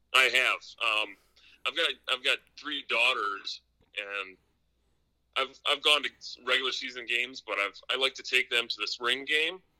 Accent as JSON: {"language": "English", "region": "Wisconsin", "country": "United States", "tie": "born or raised there", "said": "I'm been born and raised in Wisconsin"}